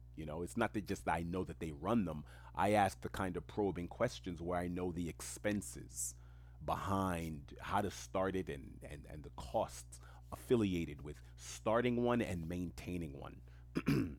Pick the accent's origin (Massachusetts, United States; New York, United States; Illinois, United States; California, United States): New York, United States; New York City; English is a second language; I grew up in the most diverse community on earth, which is Queens, New York